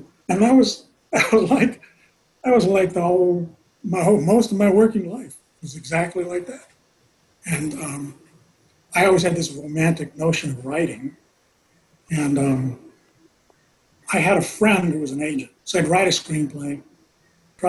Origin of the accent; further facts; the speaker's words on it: Los Angeles, California, United States; I grew up in South Central